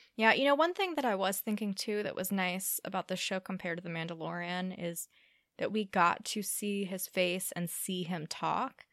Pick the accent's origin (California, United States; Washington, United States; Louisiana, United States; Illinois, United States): Louisiana, United States; born or raised there